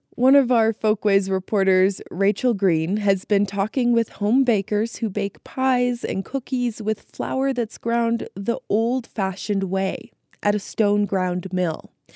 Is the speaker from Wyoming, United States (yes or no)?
yes; Wyoming, United States; moved away as an adult; also born or lived in Alaska / Washington, D.C.; now in West Virginia, United States; I'm originally from Wyoming, and I grew up in a small town, uh, surrounded by the mountains